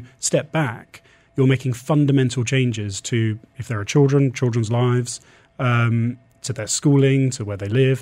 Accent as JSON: {"language": "English", "region": "England", "country": "United Kingdom", "moved": "yes", "lives_now": "UAE", "said": "we're English"}